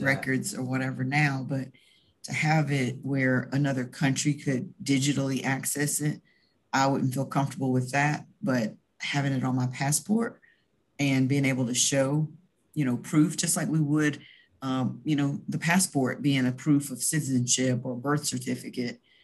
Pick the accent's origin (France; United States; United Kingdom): United States; the South; accent: Southern; we're all from the South